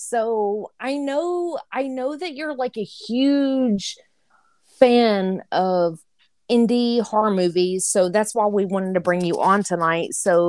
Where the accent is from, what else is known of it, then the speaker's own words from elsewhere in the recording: Antioch, United States; I'm from Antioch.